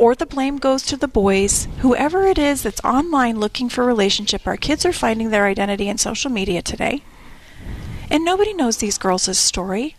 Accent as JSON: {"language": "English", "town": "Tucson", "region": "Arizona", "country": "United States", "tie": "born or raised there", "said": "I was born and raised here in Tucson"}